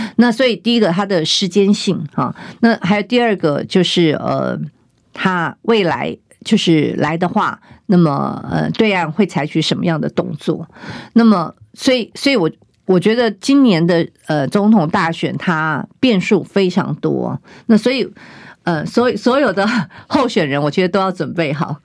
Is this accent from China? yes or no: no; Taiwan; 我们台湾人民